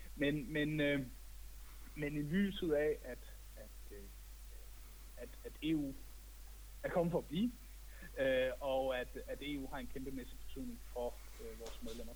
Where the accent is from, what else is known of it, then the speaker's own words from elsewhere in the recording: Denmark; now in Brussels, Belgium; som dansker i Bruxelles